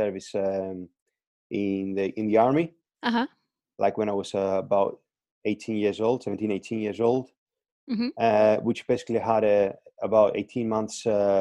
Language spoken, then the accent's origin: English; Crete, Greece; moved away as an adult; Originally, I'm from Greece, from Crete.